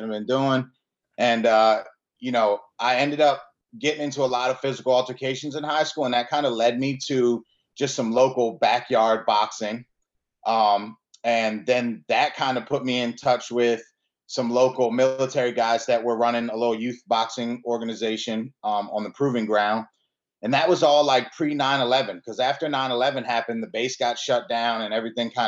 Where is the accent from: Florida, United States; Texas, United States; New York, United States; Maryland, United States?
Maryland, United States; Aberdeen; also born or lived in Milwaukee, Wisconsin; I grew up in Maryland. Since I was born in Milwaukee, Wisconsin, but I moved out here with my parents when I was 3 years old. I grew up about 20 minutes outside of the city, in Aberdeen